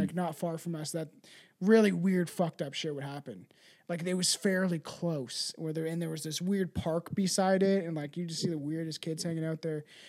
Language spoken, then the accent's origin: English; Canada; I'm Canadian